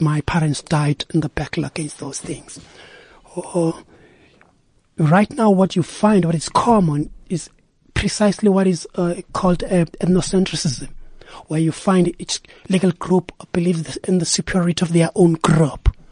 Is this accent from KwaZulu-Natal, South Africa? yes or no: yes; Durban, KwaZulu-Natal, South Africa; Originally, I'm from Durban, Claremont.